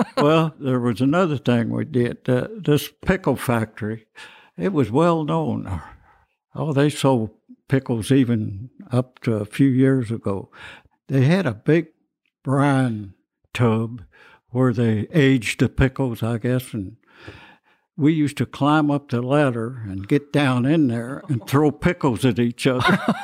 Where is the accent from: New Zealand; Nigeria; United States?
United States; Cloverport, Kentucky; now in Louisville, United States; I was born here in Louisville